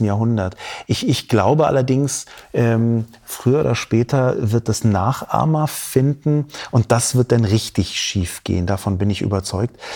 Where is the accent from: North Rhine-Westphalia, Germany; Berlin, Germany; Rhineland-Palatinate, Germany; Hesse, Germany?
Berlin, Germany; Ich bin in Berlin geboren und aufgewachsen